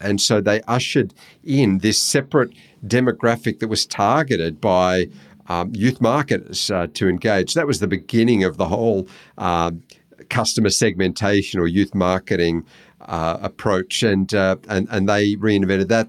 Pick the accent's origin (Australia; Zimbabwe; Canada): Australia